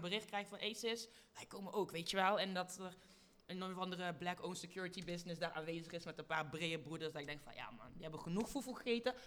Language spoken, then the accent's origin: Dutch; Lieshout, North Brabant, Netherlands; also born or lived in Congo; ik kwam daar aan als Congolees meisje. Met een alleenstaande moeder in Lieshout in Brabant